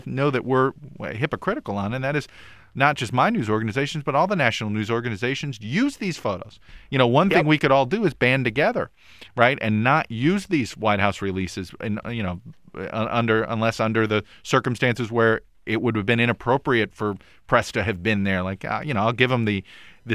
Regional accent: Miami, Florida, United States; moved away; it's my hometown

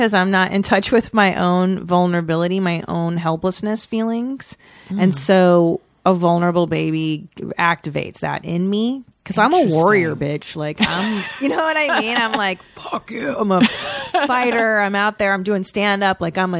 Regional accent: United States; Because we're not French. We're American.

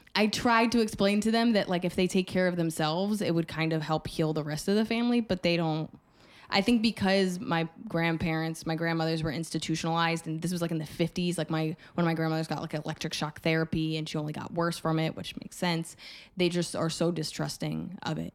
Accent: New Jersey, United States; I grew up in Jersey

